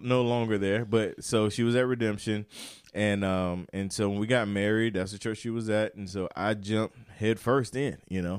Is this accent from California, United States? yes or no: no; Turkey, North Carolina, United States; Turkey, North Carolina, uh, where I grew up